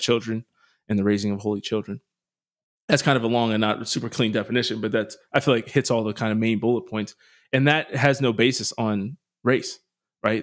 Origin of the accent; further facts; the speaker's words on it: United States; me as an American